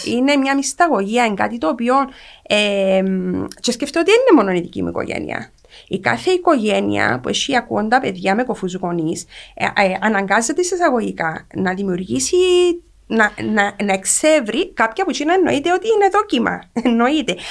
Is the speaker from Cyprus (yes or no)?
yes; Cyprus; μεγάλωσα στην Κύπρο τη δεκαετία του 80